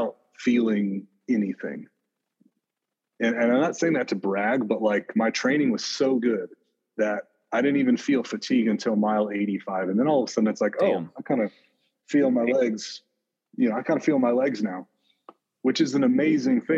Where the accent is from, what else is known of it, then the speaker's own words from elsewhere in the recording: Montana, United States; right here in near my hometown